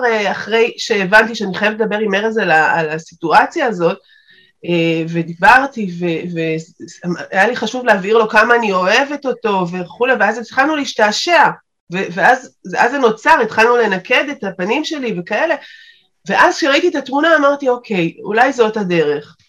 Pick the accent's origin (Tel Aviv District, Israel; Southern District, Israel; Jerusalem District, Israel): Southern District, Israel; Beersheba; אני באר שבעית במקור